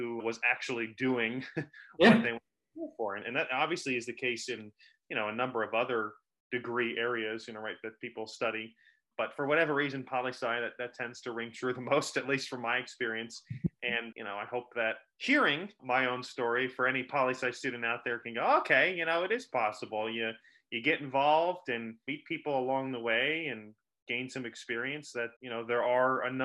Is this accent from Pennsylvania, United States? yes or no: no; Clinton, New Jersey, United States; my hometown here of Clinton, New Jersey